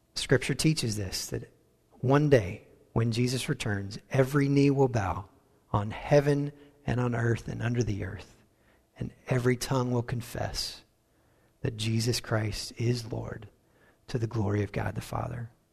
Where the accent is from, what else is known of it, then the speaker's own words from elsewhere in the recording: United States; accent: American; moved away as an adult; also born or lived in Wales; our American accent